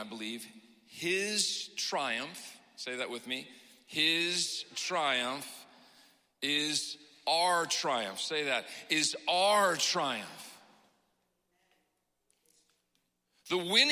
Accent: Pacific Northwest, United States; I come from the Pacific Northwest

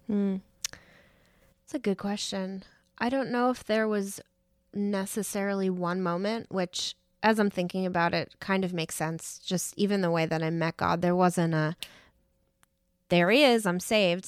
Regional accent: New York, United States; moved away; I grew up in New York and the school system up there is very arts driven

